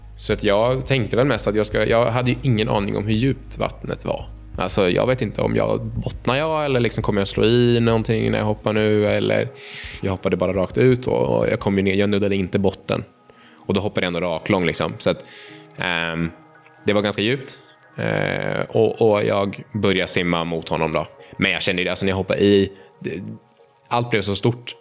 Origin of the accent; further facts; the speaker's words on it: Uppsala, Uppsala County, Sweden; jag är uppväxt eh, i centrala Uppsala